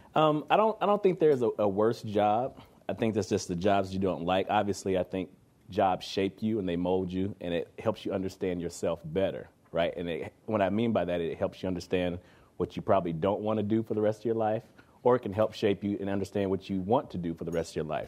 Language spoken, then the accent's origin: English; Kansas City, Missouri, United States; moved away as an adult; also born or lived in Toronto; now in Canada; I come from Kansas City, Missouri